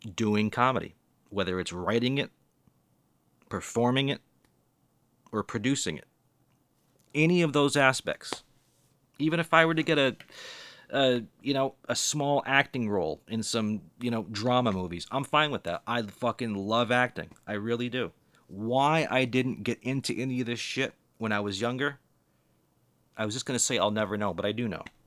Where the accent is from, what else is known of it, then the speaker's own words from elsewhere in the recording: Boston, Massachusetts, United States; I'm from the Boston area